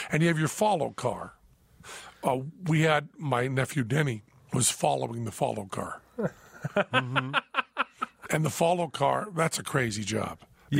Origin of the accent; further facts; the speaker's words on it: Greenfield, Massachusetts, United States; moved away as an adult; now in Las Vegas, United States; my hometown of Greenfield, Massachusetts